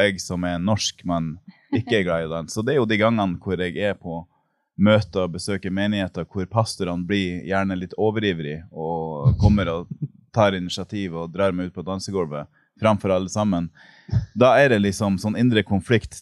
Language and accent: Norwegian; Mo i Rana, Nordland, Norway; moved away as an adult; now in Kenya; jeg kommer fra Mo i Rana. Jeg er 39 år gammel.